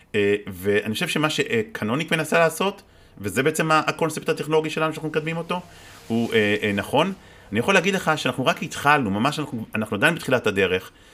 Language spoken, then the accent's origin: Hebrew; Israel